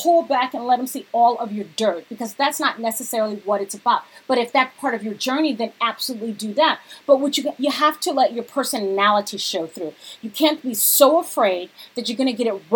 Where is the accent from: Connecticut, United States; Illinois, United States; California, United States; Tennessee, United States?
California, United States; Cerritos; also born or lived in Lakewood; I grew up in Cerritos, but my first elementary school was actually in Lakewood, which was next door, Palms Elementary.